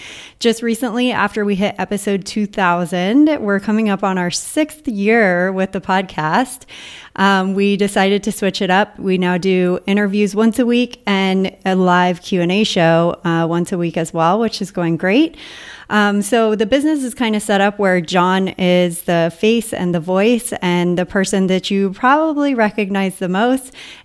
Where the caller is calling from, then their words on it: Puerto Rico; from Entrepreneurs on Fire and I'm calling from Puerto Rico.